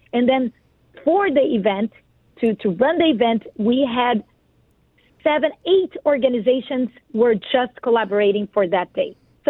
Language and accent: English; Brazil; English is a second language; now in United States; Yes, sure. So I am Brazilian.